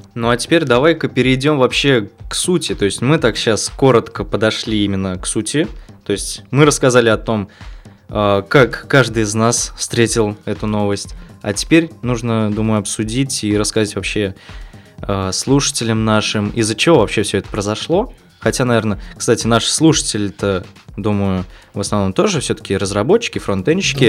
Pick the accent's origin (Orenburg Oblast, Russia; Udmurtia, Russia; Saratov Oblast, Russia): Orenburg Oblast, Russia; Kuvandyk; я из Оренбурга, родился в Кундаке, в небольшом городе